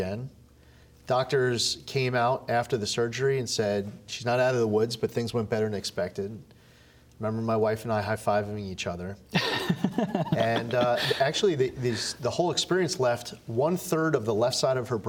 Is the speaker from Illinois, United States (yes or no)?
no; Suffolk County, New York, United States; also born or lived in Albany, New York; I'm a lifelong New Yorker, born and raised. I've lived in New York my entire life